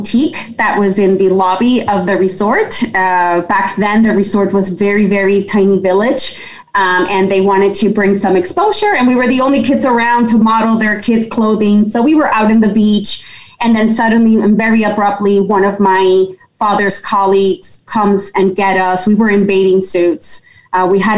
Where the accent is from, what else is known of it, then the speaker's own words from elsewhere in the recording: Yonkers, New York, United States; I'm originally from Yonkers in New York